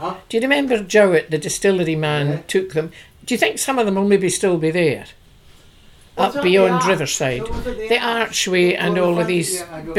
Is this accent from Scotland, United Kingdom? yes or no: yes; Tobermory, Scotland, United Kingdom; I was born here in Tobermory.